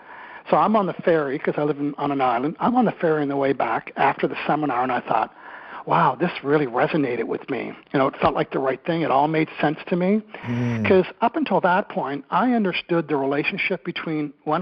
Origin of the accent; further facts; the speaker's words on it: Eastern Canada, New Brunswick, Canada; moved away as an adult; also born or lived in Victoria, British Columbia; I'm originally from Eastern Canada in New Brunswick